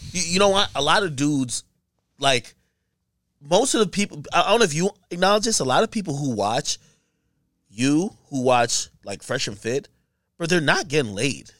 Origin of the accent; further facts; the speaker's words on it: Hackensack, New Jersey, United States; also born or lived in Jamaica; I grew up in Jersey, so it's a Hackensack